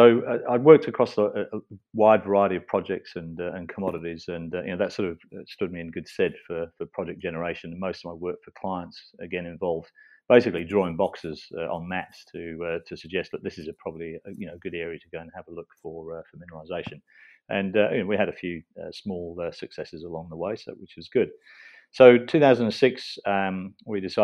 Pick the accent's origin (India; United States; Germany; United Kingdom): United Kingdom; England; moved away as an adult; now in Australia; I'm English originally